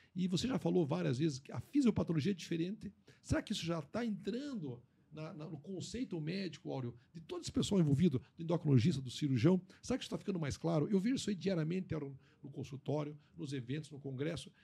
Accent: Brazil; nós, como amigos, como brasileiros

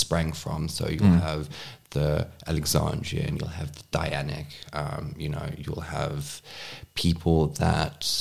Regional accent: Cape Town, Western Cape, South Africa; my mom was the first one to actually move down to Cape Town, where I'm born and raised.

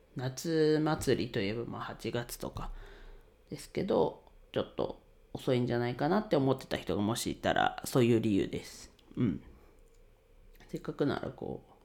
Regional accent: Ninohe, Iwate, Japan; now in Tokyo, Japan; 地元岩手県二戸市でレンタルスペースを使って遊び場を提供しています

